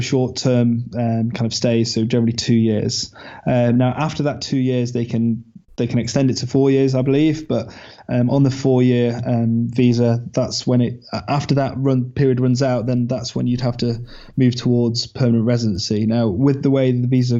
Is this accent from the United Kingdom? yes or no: yes; England, United Kingdom; I'm an English dentist, want to move across